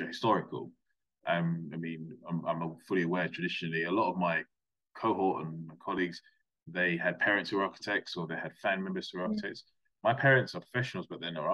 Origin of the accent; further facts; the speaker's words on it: London, United Kingdom; moved away as an adult; also born or lived in Plymouth / Gloucestershire; now in South East England, United Kingdom; I'm originally from London